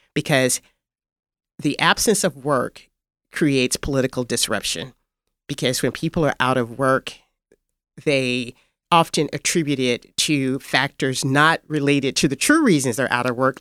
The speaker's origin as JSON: {"language": "English", "area": "Fayette County", "region": "Tennessee", "country": "United States", "tie": "born or raised there", "also_born_or_lived": "Washington", "moved": "as an adult", "lives_now": "Memphis, United States", "said": "I was born in Fayette County, Tennessee"}